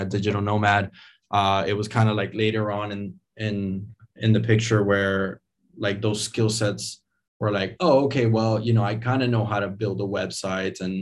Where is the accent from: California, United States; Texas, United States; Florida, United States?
Florida, United States; Miami; moved away; also born or lived in Venezuela; I was born in Venezuela, and I was raised in Miami, Florida. I moved there when I was 5 years old